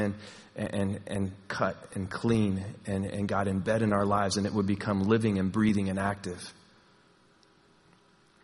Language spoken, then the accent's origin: English; Texas, United States; moved away; I'm from Texas